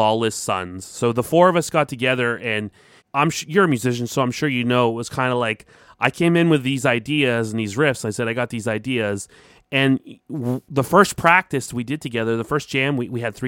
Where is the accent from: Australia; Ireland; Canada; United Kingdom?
Canada; Mississauga, Ontario; my hometown, Mississauga